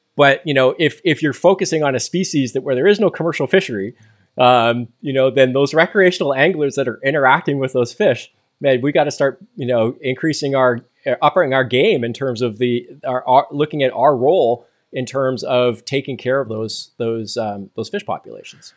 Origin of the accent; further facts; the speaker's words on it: just outside Toronto, Southern Ontario, Canada; moved away as an adult; now in Amherst, United States; I grew up in Southern Ontario, uh, just outside of Toronto.